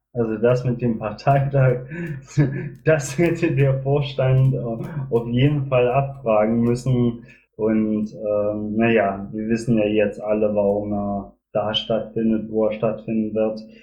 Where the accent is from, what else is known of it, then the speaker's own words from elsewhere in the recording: Magdeburg, Saxony-Anhalt, Germany; now in Bielefeld, Germany; bin selber in Magdeburg geboren, habe selber in der DDR gewohnt, äh, daher kenne ich die strukturierte Arbeit der SED, beziehungsweise ich war Jungpionier in der DDR